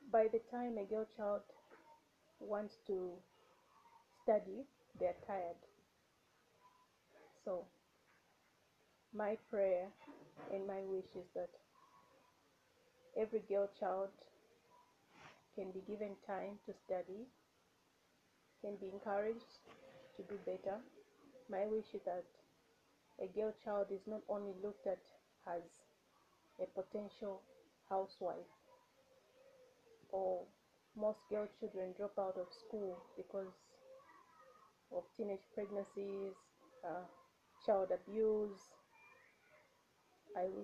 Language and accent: English; Zambia; Hi everyone … I'm from Zambia.